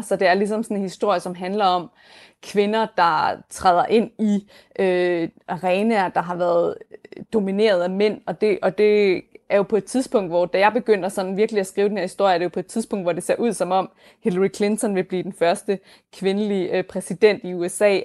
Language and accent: Danish; Denmark; moved away as an adult; now in New York, United States; mit hjemland